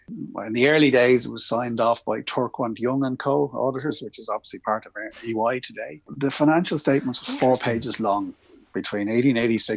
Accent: Ireland; as an Irish man

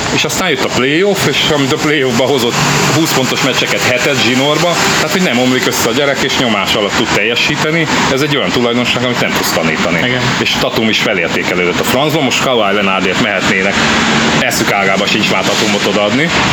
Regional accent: Debrecen, Hajdú-Bihar, Hungary; mi debreceniek vagyunk

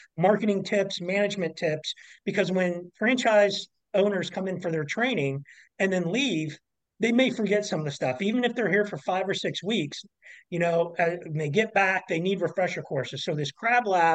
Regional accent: Kansas City, United States; moved away; I'm originally from Kansas City

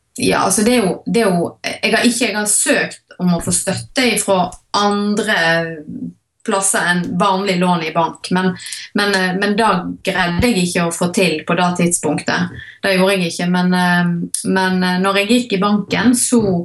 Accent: Hardanger, Vestland, Norway; now in Voss, Norway; jeg er opprinnelig fra Hardanger

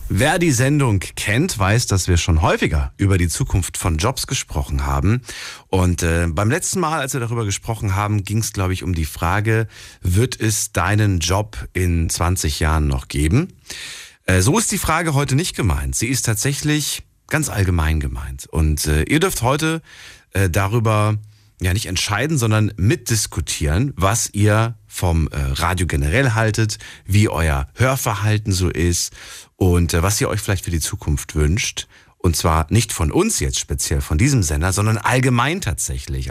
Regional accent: Hesse, Germany; ich komme ja auch aus Hessen

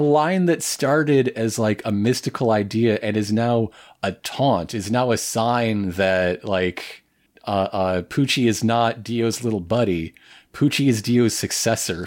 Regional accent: United States; as an American

